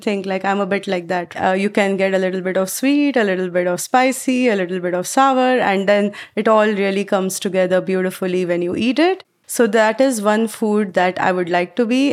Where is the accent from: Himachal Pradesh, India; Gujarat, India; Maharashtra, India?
Maharashtra, India; Mumbai; moved away as an adult; now in United States; I grew up back in Mumbai in India